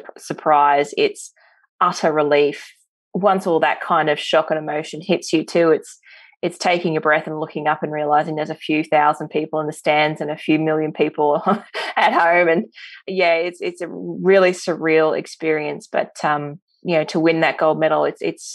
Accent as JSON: {"language": "English", "town": "Middlemount", "region": "Queensland", "country": "Australia", "tie": "born or raised there", "also_born_or_lived": "Blackwater, Queensland", "said": "I grew up in a small coal mining town called Middlemount in central Queensland, and I was born in the regional hospital out at Blackwater"}